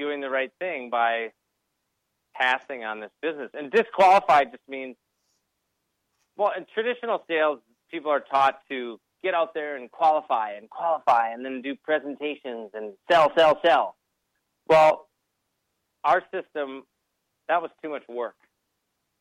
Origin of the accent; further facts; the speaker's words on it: Minnesota, United States; moved away; I'm from Minnesota